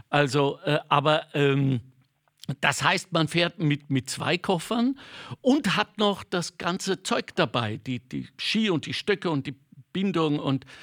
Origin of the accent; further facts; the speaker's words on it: North Rhine-Westphalia, Germany; ich bin ja kein Skifahrer, ich komme aus dem Ruhrgebiet